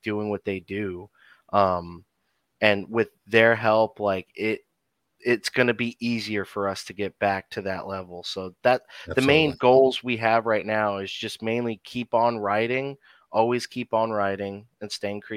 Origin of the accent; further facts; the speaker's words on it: New Jersey, United States; moved away; as a Jersey boy, because I grew up in New Jersey